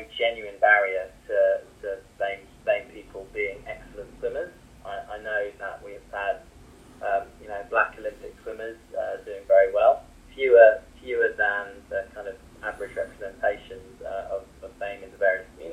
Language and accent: English; Norfolk, East of England, United Kingdom; I grew up in Norfolk, and my father is Indian and my mother is German